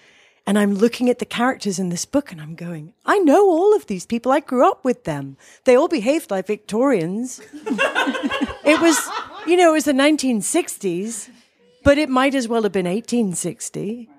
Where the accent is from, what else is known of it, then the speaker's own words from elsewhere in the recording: England, United Kingdom; I grew up in that world. I grew up in England without a television.